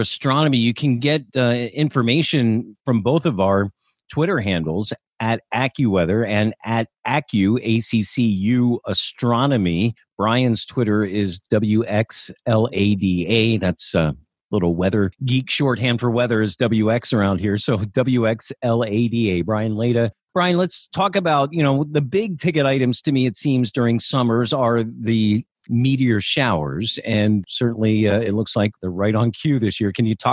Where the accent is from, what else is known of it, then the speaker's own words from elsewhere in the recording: Millersville, Pennsylvania, United States; I grew up in Millersville.